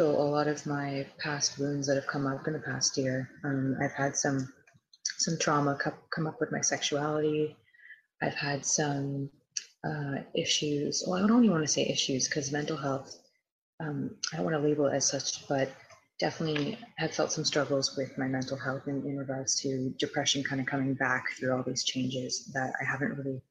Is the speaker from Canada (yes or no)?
yes; Toronto, Ontario, Canada; I'm from Toronto/Vaughan, Ontario